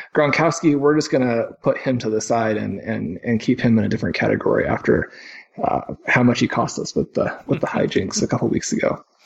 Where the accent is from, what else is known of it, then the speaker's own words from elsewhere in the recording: Kansas City, United States; where I grew up in Kansas City